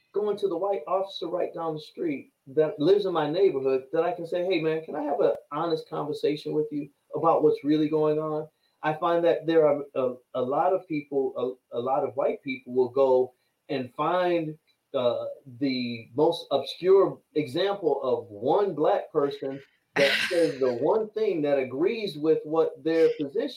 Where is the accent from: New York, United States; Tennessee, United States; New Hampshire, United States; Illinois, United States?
New York, United States; I'm from New York.